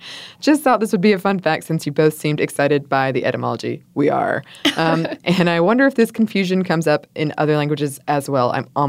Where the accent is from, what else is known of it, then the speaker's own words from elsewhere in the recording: Montreal, Quebec, Canada; first language English; my first language is English, but I'm from Montreal, so I speak French.